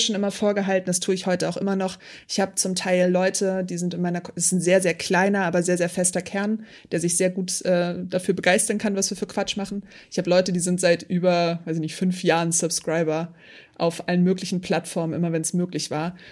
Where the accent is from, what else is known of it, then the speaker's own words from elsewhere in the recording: Hamburg, Germany; ich bin ja Hamburgerin